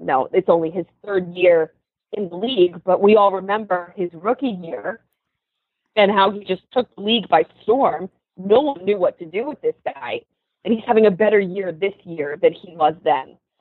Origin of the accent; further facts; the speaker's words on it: Philadelphia, Pennsylvania, United States; I'm from Philadelphia